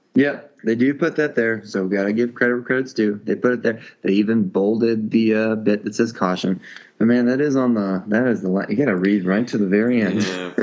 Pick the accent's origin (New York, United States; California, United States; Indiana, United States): Indiana, United States; I was brought up in Indiana with very few difficult names to pronounce